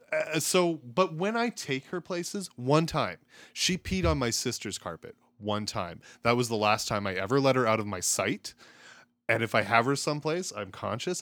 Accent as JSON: {"language": "English", "town": "Strathmore", "region": "Alberta", "country": "Canada", "tie": "born or raised there", "also_born_or_lived": "British Columbia / California / Camrose, Alberta", "moved": "as an adult", "lives_now": "Edmonton, Canada", "said": "I grew up outside of Calgary, so Strathmore area, couple years I lived in B C, one year I lived in California, but most of my life was spent in the surrounding area of Calgary."}